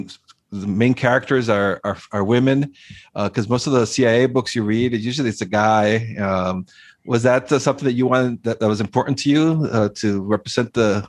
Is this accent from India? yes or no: no; Costa Rica; I grew up in Costa Rica